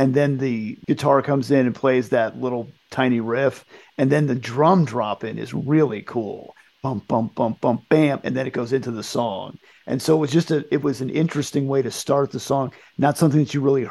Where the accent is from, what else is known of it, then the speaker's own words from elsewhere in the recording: United States; growing up in the United States